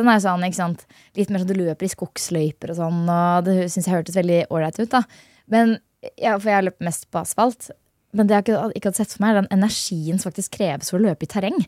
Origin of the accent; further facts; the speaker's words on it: Hønefoss, Buskerud, Norway; Jeg er fra Hønefoss